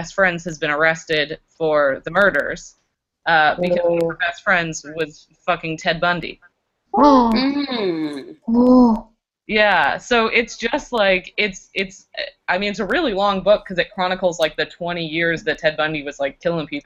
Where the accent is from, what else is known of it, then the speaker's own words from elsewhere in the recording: Canada; I just am too Canadian.